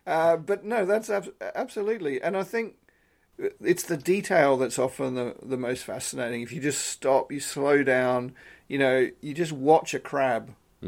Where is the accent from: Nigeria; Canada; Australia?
Australia; now in United Kingdom; I'm originally Australian, so I've been in the UK altogether about 20 years.